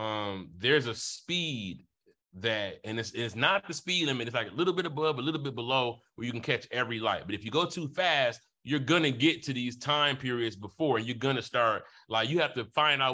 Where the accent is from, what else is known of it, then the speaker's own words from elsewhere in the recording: Detroit, Michigan, United States; I'm from Detroit.